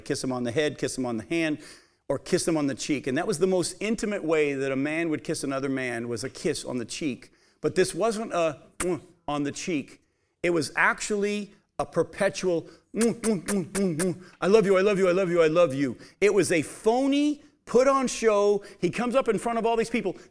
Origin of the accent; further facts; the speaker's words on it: New England, United States; as a kid growing up in New England